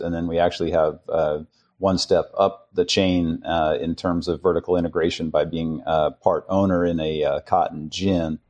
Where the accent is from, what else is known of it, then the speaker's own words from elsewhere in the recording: San Francisco, California, United States; I was raised in San Francisco